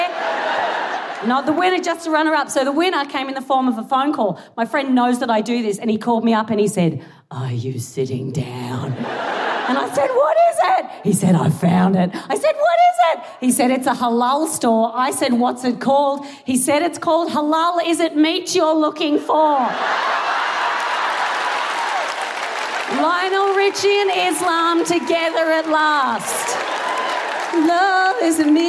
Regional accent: Australia; moved away as an adult; now in United Kingdom; I am Australian

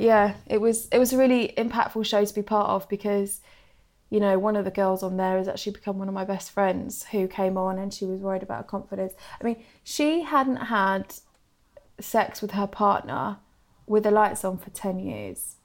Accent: Suffolk, East of England, United Kingdom; now in London, United Kingdom; Obviously, I live in London now, but I'm from Suffolk

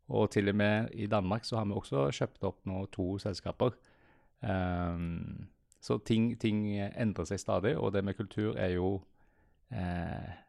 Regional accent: Sandnes, Rogaland, Norway; now in Oslo, Norway; Vi er fra Jæren begge to.

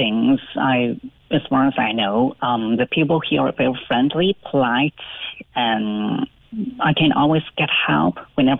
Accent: Guangdong, China; English is a second language; moved away as an adult; now in Cork, Ireland; I'm from Canton Province, which is very close to Hong Kong.

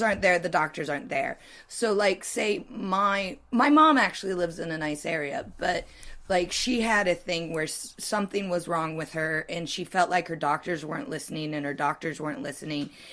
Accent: United States; I'm American

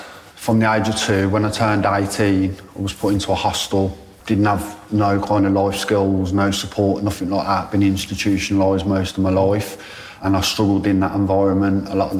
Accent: Birmingham, West Midlands, United Kingdom; also born or lived in London / Manchester / Shrewsbury / Ludlow; So I spent the majority of my childhood living in Birmingham. But because I grew up in care, I got moved around quite a lot as well. So I lived in London, Manchester, Shrewsbury, Ludlow, Sweden, Germany.

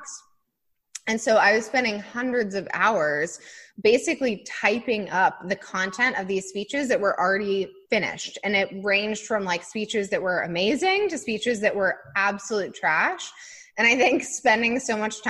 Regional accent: Colorado, United States; I grew up in Colorado

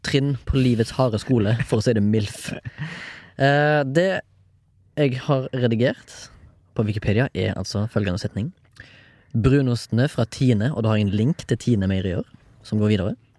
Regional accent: Haugesund, Rogaland, Norway; jeg er jo fra Haugesund

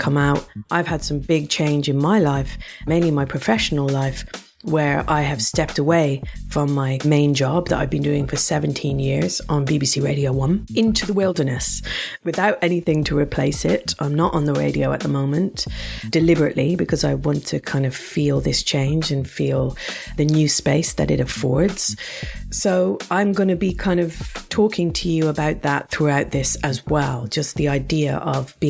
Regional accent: Ireland; moved away; as an Irish person

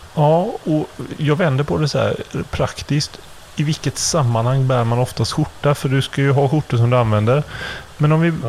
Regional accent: Gothenburg, Västra Götaland, Sweden; som göteborgare

